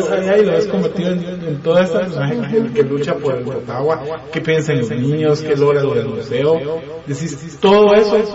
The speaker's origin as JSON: {"language": "Spanish", "country": "Guatemala"}